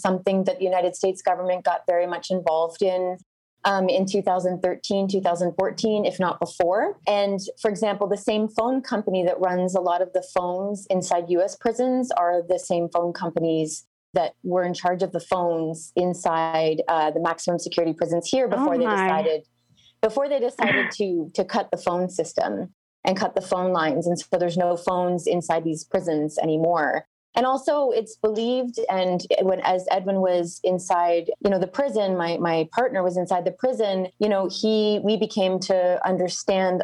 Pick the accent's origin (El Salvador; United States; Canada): Canada; moved away as an adult; now in Honduras; I'm Canadian, but I've lived here for 12 years.